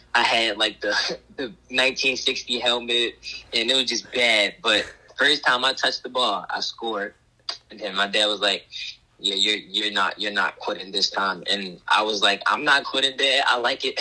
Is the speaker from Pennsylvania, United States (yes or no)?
yes; Philadelphia, Pennsylvania, United States; I grew up in the Philadelphia area, but I lived in the county for like six years